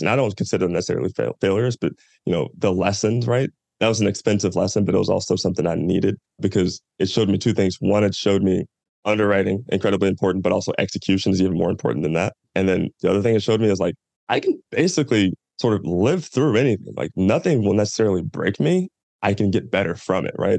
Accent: Louisville, Kentucky, United States; moved away as an adult; I'm from Louisville, Kentucky, born and raised. I was there for the first 18 years of my life.

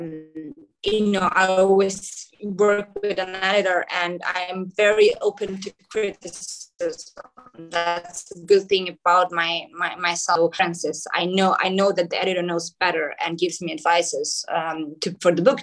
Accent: Skopje, North Macedonia; first language Macedonian; English is a second language; also born or lived in New York; here in Skopje, in my hometown in Macedonia

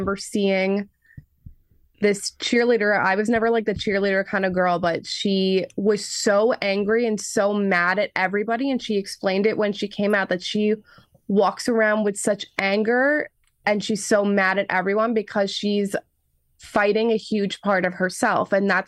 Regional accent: New York, United States; I grew up an only child, and I grew up on Long Island

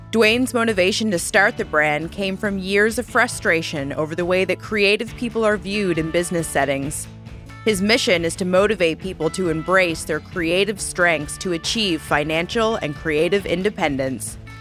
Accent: Canada; we're Canadian and we're products of our environment and upbringing

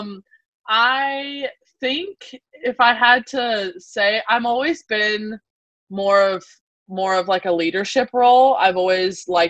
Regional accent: South Carolina, United States; moved away as an adult; we have a really big summer league swimming community in our town where I grew up in South Carolina

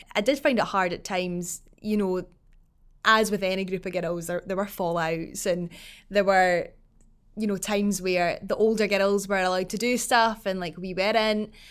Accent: Falkirk, Scotland, United Kingdom; growing up in Falkirk

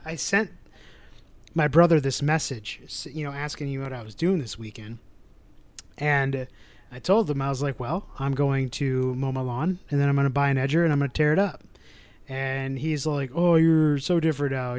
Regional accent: Midwest, United States; we're from the Midwest

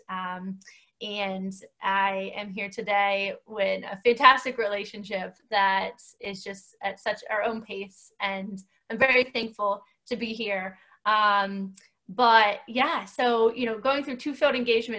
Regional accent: Northwestern Pennsylvania, United States; moved away as an adult; now in near Philadelphia, United States; I hail from Northwestern Pennsylvania. I grew up there, very rural area

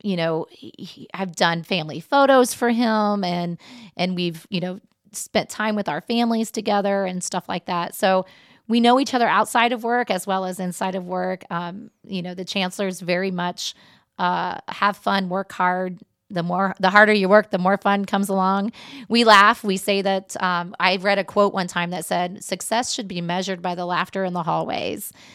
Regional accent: Mexico, Indiana, United States; I'm from Mexico, Indiana originally

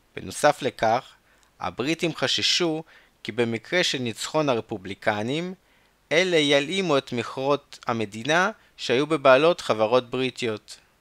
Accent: Chernivtsi, Chernivtsi Oblast, Ukraine; בצ'רנוביץ, העיר שבה נולדתי

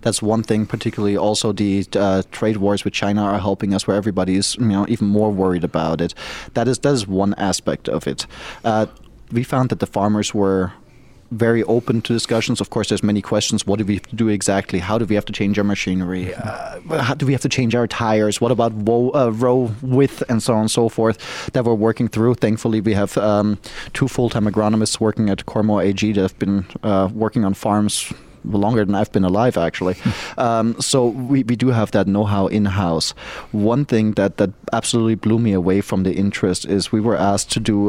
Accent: Germany; also born or lived in Asia / New England / New York / Florida; now in United States; I'm not from the U.S. originally, even though I'm a U.S. citizen. I was born in Germany, raised in Germany, grew up all around the world, including in Asia. in the New England region, New York. Lived in Florida for a long time

